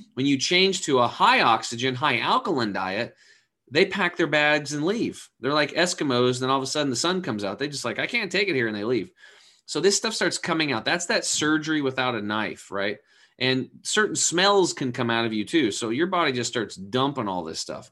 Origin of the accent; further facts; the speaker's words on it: Eastern Oregon, United States; I grew up over in Eastern Oregon on a cattle and hay farm.